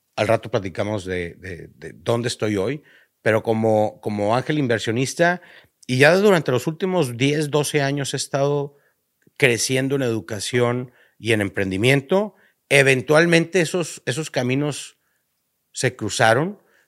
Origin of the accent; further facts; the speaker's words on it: northern Mexico, Mexico; como cualquier norteño, ya sea de Tamaulipas o de Baja California Norte, como todo buen norteño, empezamos a hacer negocitos desde chiquitos